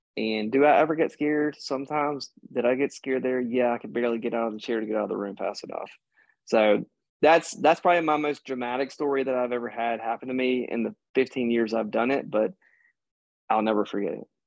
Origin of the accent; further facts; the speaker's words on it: Mississippi, United States; I grew up in Mississippi